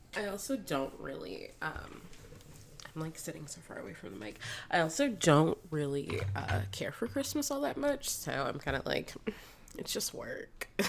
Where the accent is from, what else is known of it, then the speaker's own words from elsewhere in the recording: Florida, United States; moved away; a Floridian living somewhere cold